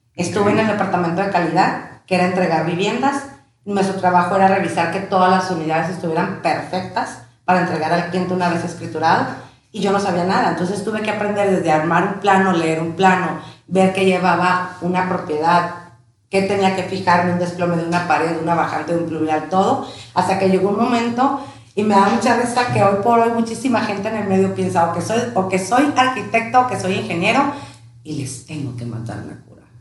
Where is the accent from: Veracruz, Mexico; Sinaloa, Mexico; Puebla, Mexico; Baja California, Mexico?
Baja California, Mexico; Tijuana; also born or lived in León, Guanajuato / Ensenada; somos originarios de León, Guanajuato Llegamos a mi edad de cuatro años este, a Tijuana.